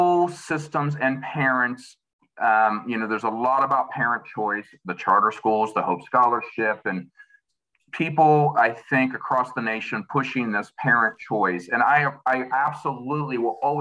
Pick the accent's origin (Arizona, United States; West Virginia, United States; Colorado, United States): West Virginia, United States; New Manchester; I'm from Chester. Actually, New Manchester.